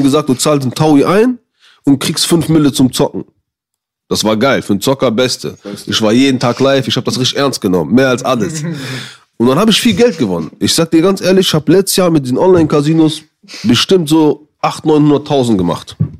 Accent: Düsseldorf, North Rhine-Westphalia, Germany

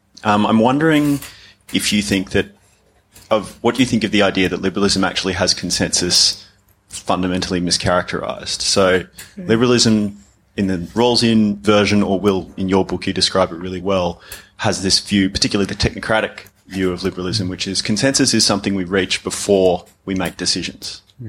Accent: Australia; moved away; in my home country in Australia

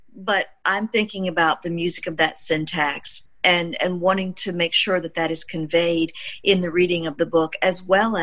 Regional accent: Mississippi, United States; as a Black child growing up in Mississippi

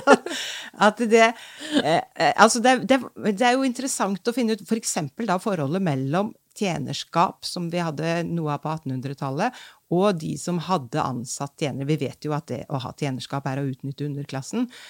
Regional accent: Trondheim, Trøndelag, Norway; da jeg var barn i Trondheim

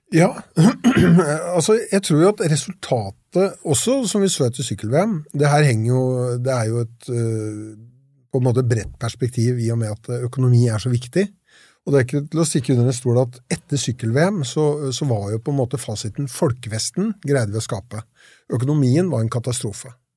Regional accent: Lillehammer, Innlandet, Norway; jeg er jo østlending, som dere og kommer fra Lillehammer

